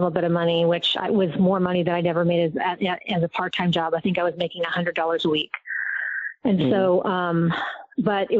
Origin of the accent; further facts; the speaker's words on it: Southern California, United States; also born or lived in Agoura Hills; I grew up in Southern California